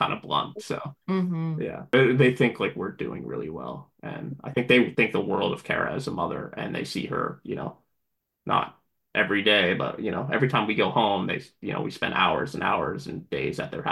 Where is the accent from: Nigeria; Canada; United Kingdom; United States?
Canada; I was born in Canada